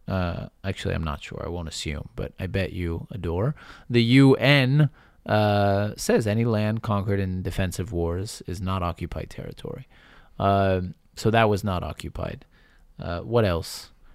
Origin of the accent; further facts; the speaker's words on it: Northern Ireland, United Kingdom; Yes, I don't live there, but I grew up in Northern Ireland, so we know something about armed conflict.